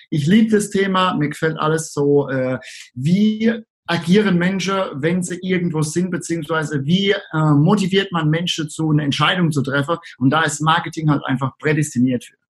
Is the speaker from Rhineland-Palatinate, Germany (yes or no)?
yes; Rhineland-Palatinate, Germany; accent: Palatinate; komme aus der schönen Südpfalz und wie es die meisten Leute wahrscheinlich jetzt schon hören, ich bin Pfälzer und das ist auch gut so.